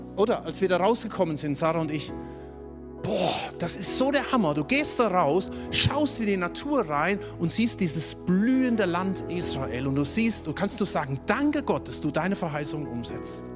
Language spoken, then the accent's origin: German; Germany; Du bist als Deutscher